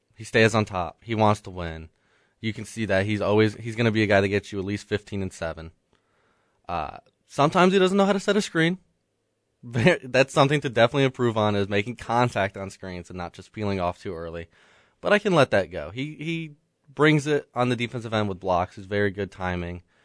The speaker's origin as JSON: {"language": "English", "area": "Metro Atlanta", "region": "Georgia", "country": "United States", "tie": "born or raised there", "said": "That is actually in my hometown. Duluth"}